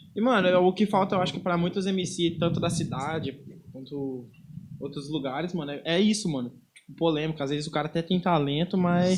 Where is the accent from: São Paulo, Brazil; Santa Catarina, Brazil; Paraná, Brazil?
Paraná, Brazil; Londrina; na Zona Leste, que é da onde que eu venho, eu sou cria do Antares.